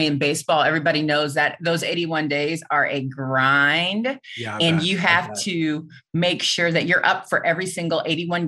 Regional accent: Missouri, United States; moved away as an adult; now in Kansas, United States; I grew up in Missouri

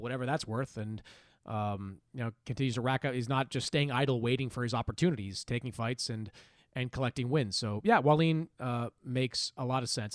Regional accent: Quincy, Massachusetts, United States; there's also the original Dunkin' Donuts in my hometown

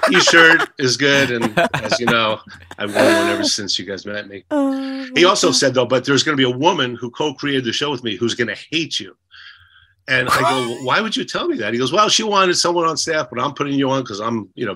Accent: Edison, New Jersey, United States; moved away as an adult; also born or lived in New Brunswick, New Jersey / Los Angeles; I'm from Jersey, and we had just moved to Edison, New Jersey, from New Brunswick

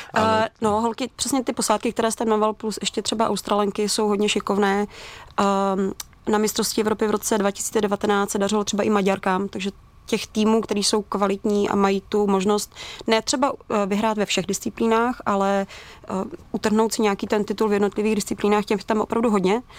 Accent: Czechia; my jako Češi

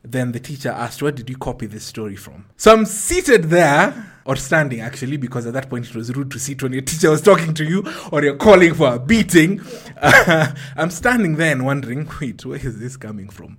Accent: Ruai, Nairobi, Kenya; grew up in Ruai. Ruai at that point in time was outside of Nairobi

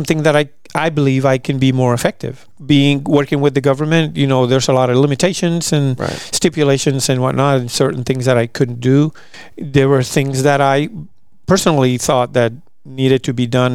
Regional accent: Puerto Rico; moved away as an adult; also born or lived in Abilene, Texas / Italy; now in Fort Worth, United States; I'm originally from Puerto Rico

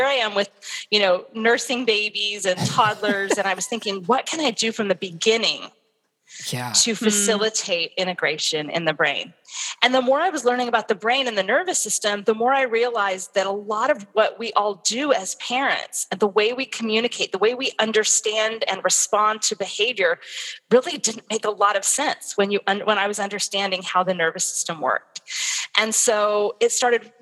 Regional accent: Southern California, United States; moved away; I'm from Southern California. My family was there

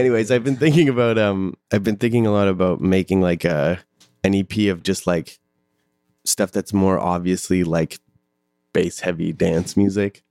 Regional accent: Calgary, Alberta, Canada; I'm from Calgary

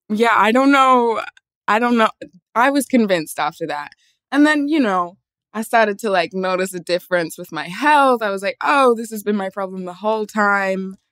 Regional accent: Australia; where I grew up in Australia, there was like maybe five other black people in the entire town.

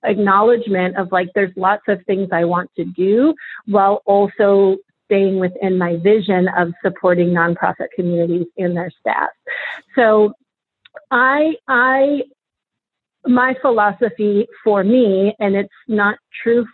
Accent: Boston, Massachusetts, United States; moved away as an adult; now in Baltimore, United States; I'm from Boston.

